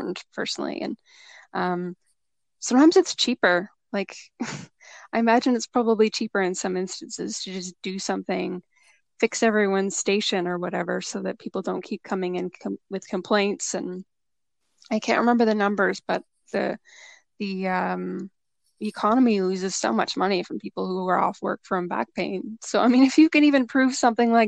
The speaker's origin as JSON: {"language": "English", "area": "Toronto and Hamilton", "region": "Ontario", "country": "Canada", "lives_now": "Niagara Region, Canada", "said": "I'm from Toronto and Hamilton, which is between Hamilton and Niagara."}